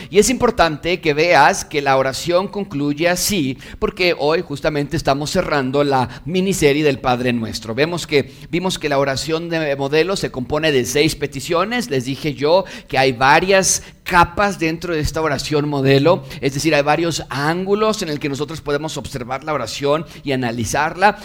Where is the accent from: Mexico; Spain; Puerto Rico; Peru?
Mexico; yo como mexicano